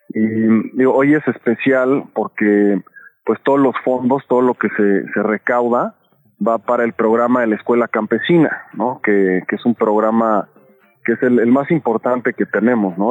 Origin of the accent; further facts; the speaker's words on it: Mexico City, Mexico; como chilangos, chilangas